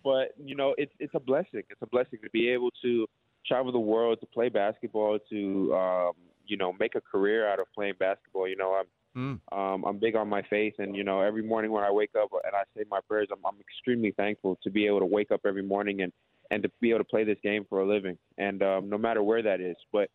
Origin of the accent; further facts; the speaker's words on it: Toronto, Ontario, Canada; now in Melbourne, Australia; I'm from Toronto, Canada